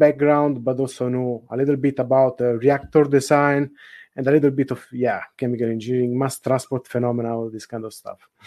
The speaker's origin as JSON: {"language": "English", "country": "Italy", "moved": "as an adult", "lives_now": "Netherlands", "said": "I'm from Italy, even though at the moment I'm working in the Netherlands"}